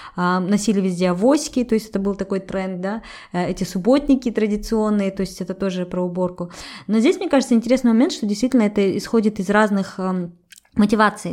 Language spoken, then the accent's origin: Russian; Kazakhstan